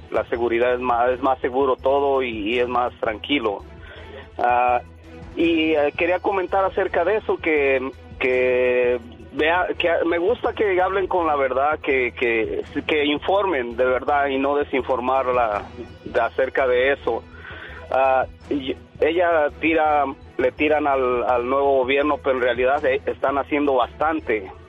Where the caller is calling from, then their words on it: Los Angeles, California, United States; soy de Los Ángeles, California.